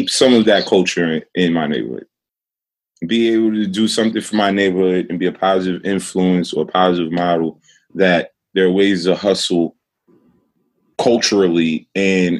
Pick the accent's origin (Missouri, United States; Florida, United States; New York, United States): New York, United States; New York City; I was raised in Brownsville, Brooklyn, which is a notoriously bad neighborhood in Brooklyn